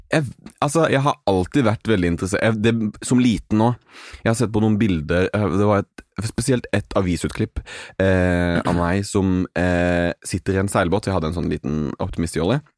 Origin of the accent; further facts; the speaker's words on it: Arendal, Agder, Norway; alltid at jeg er fra Arendal, men når folk er sånn 'Å ja, Arendal', så skjønner jeg at de vet hva Arendal er.